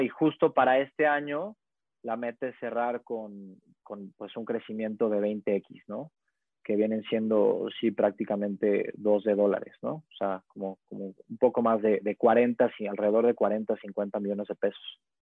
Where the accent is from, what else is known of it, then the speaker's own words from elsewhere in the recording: Puebla, Mexico; soy poblano 100%